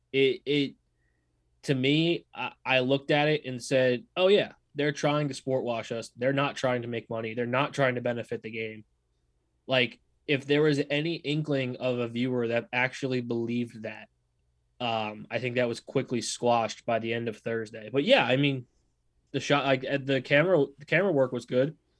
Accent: New England, United States; moved away; also born or lived in New York; I'm a New Yorker at heart, of course, but I'm a New England by, New Englander by birth.

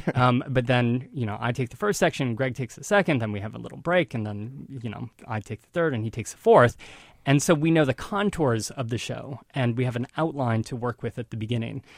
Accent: northern Ohio, United States; moved away as an adult; now in New York City, United States; northern Ohio, right on Lake Erie, a small town

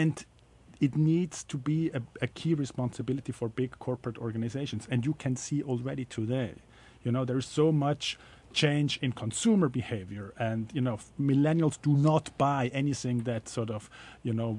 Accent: Switzerland; moved away; I'm from Switzerland originally

